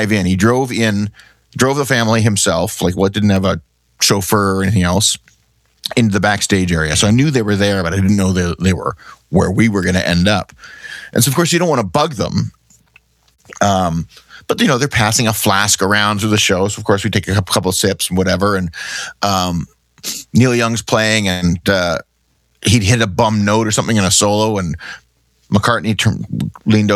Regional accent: Canada; We're from Canada.

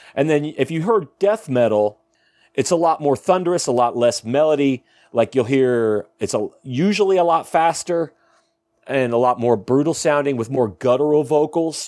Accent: Ohio, United States; now in Tulsa, United States; I'm from Ohio

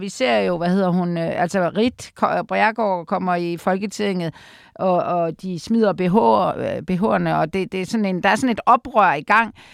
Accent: Aarhus, Central Denmark Region, Denmark; jeg er jo fra Aarhus

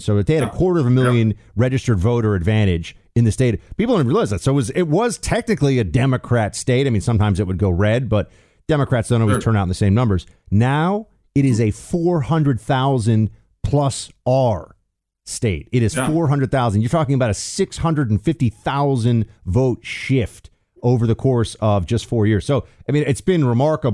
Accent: New York, United States; moved away as an adult; now in Florida, United States; as a New Yorker

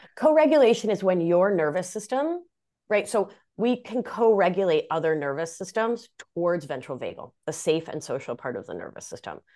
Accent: Rhode Island, United States; first language Spanish; English is a second language; moved away as an adult; also born or lived in Argentina; now in Hudson Valley, New York, United States; I hail from Rhode Island, greatest state in the Union

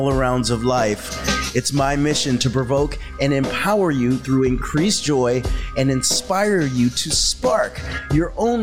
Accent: Brandon, Florida, United States; I grew up in Brandon, Florida

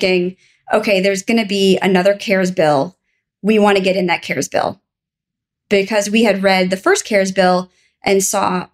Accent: Minneapolis, Minnesota, United States; I'm from Minnesota

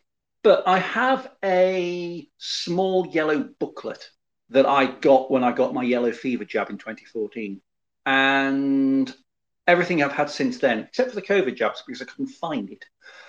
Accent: United Kingdom; I've not been to Turkmenistan because it requires far too much admin. As a British citizen, anyway.

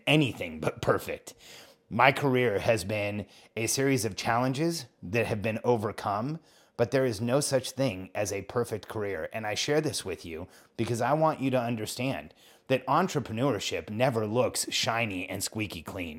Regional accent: California, United States; moved away as an adult; also born or lived in Mexico / Orlando; raised in California.

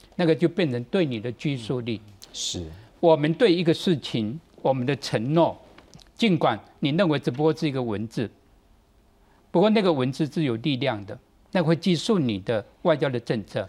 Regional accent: Taiwan; 对台湾来讲，我们如何在这个两大之间

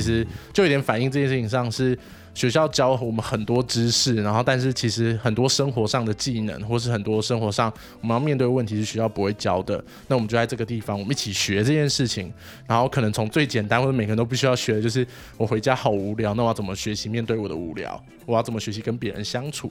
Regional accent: Taipei, Taiwan; 我来，我来，哎，两三岁之后就搬到万华来了

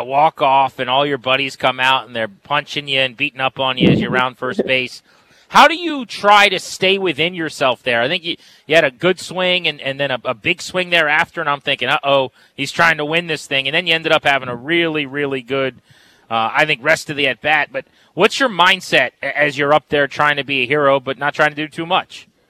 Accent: Fredericksburg, Virginia, United States; I'm from the Fredericksburg area.

